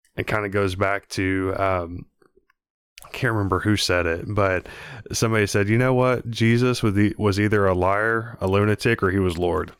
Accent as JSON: {"language": "English", "region": "Texas", "country": "United States", "tie": "born or raised there", "said": "growing up in Texas"}